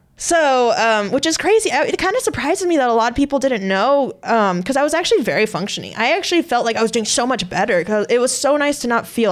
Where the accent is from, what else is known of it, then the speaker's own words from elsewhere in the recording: Southern California, United States; we grew up. So we're both from Southern California.